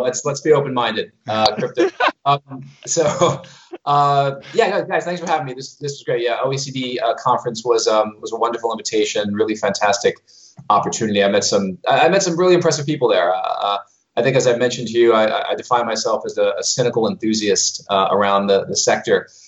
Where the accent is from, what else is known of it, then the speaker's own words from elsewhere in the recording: New York City, New York, United States; moved away as an adult; also born or lived in London / Dubai / Moscow; I was born in Brooklyn, New York